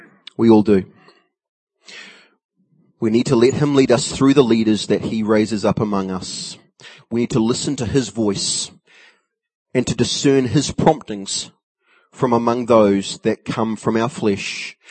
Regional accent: New Zealand; As a Kiwi

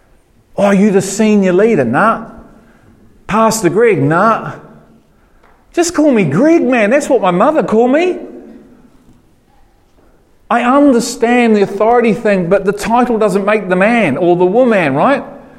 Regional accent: Liverpool, North West England, United Kingdom; Good on you, I'm a Scouser.

